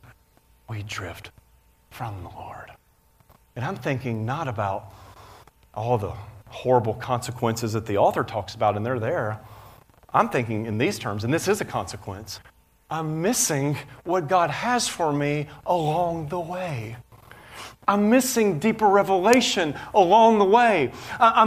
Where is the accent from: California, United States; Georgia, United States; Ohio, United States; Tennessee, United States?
Tennessee, United States; Nashville; I grew up in Nashville, Tennessee, where you just check off the boxes